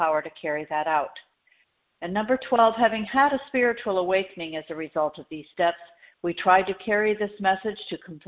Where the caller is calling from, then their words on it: Florida, United States; I'm calling from Florida, where it is nice